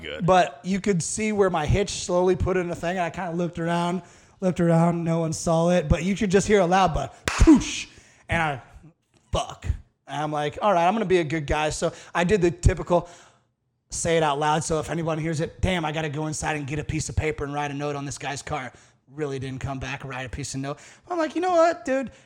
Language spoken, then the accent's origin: English; Iowa, United States; moved away as an adult; also born or lived in the South; back home in Iowa